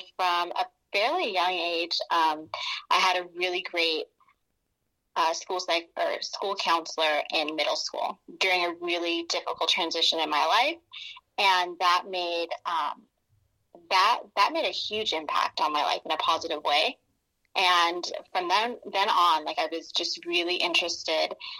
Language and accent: English; Northern California, United States; also born or lived in Sacramento; I was born and raised in Northern California, so I'm here in Stockton